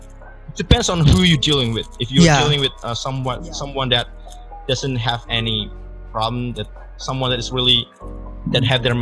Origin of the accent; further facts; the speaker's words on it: Indonesia; accent: Indonesian; accent, strong Indonesian accent.